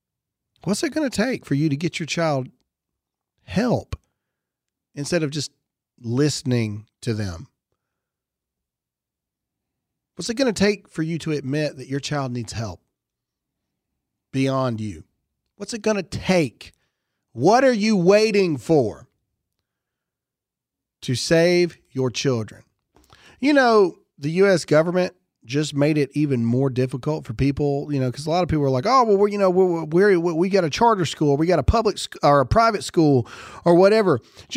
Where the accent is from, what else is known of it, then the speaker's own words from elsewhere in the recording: Mississippi, United States; I'm from Mississippi. I know the difference.